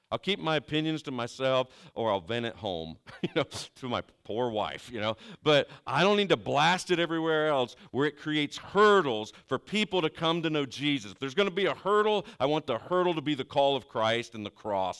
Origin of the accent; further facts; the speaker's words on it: Southeastern Ohio, United States; I'm from Southeastern Ohio